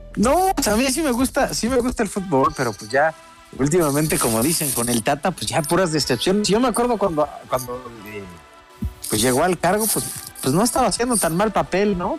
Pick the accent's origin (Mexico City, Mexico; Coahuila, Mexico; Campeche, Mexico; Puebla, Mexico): Puebla, Mexico; yo soy poblano